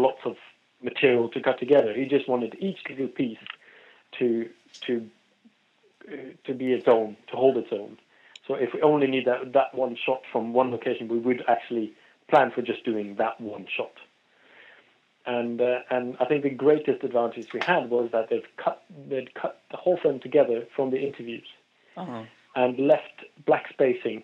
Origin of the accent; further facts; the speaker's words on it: Norway; moved away as an adult; also born or lived in London; I'm from Norway originally